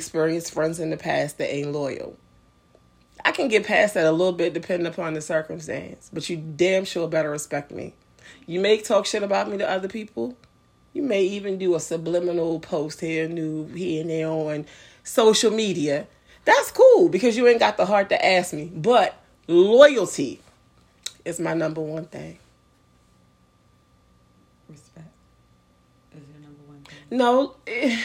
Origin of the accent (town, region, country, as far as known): Annapolis, Maryland, United States; moved away